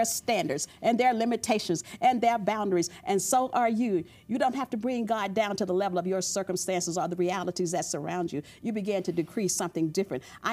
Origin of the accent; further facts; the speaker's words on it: the South, United States; I grew up in the South